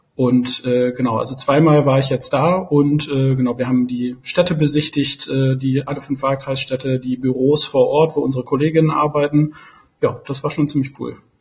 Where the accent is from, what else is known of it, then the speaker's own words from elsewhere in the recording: Osnabrück, Lower Saxony, Germany; now in Berlin, Germany; Ich komme gebürtig aus Osnabrück